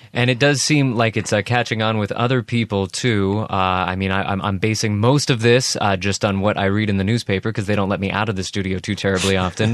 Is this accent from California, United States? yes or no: yes; Northern California, United States; I grew up in Northern California